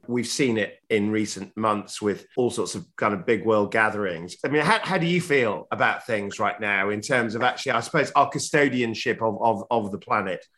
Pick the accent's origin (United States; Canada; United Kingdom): United Kingdom; Yorkshire and the Humber; as a Yorkshireman